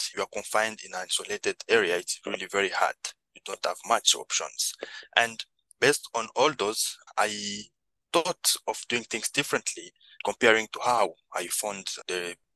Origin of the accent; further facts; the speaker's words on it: DR Congo; moved away; also born or lived in Kakuma refugee camp, Kenya; I'm originally from the Democratic Republic of Congo, and around 2009 I fled the country and found myself in one of the biggest refugee camp in the world in Kenya, Kakuma refugee camp.